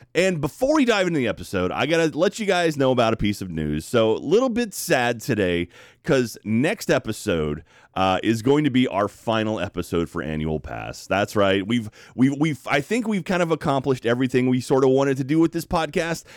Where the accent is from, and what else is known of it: Texas, United States